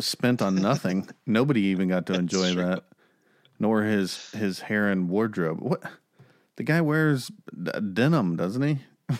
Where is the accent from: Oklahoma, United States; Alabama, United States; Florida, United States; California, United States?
Oklahoma, United States; I'm from Oklahoma